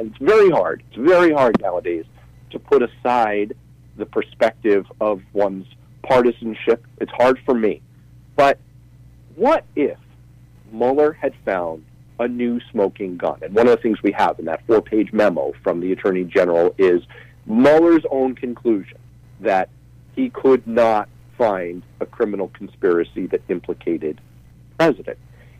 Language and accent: English; United States; as an American